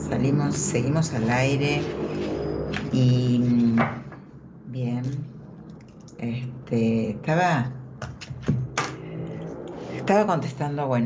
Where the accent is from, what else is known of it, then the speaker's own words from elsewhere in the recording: Salta, Argentina; De Salta, de Salta.